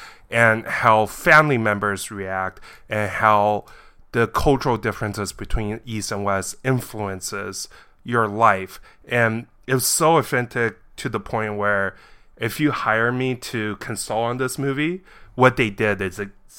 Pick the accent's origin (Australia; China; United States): China; I was born in China, and this movie was actually filmed in my hometown in China